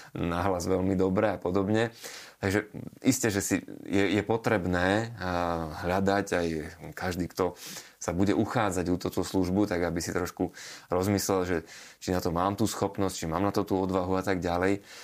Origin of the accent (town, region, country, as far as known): Slovakia; born or raised there